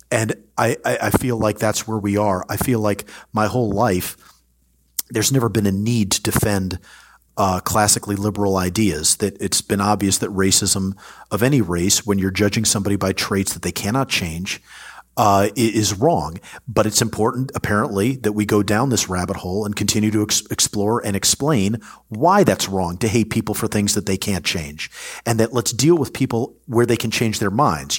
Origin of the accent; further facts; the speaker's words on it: United States; as an American